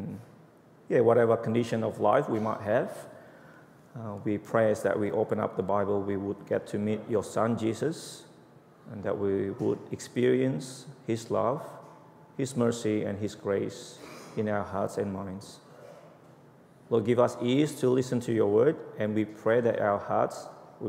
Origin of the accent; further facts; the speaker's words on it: Indonesia; English is a second language; moved away as an adult; now in Australia; About 20 years ago, I was from Indonesia. When I came to Australia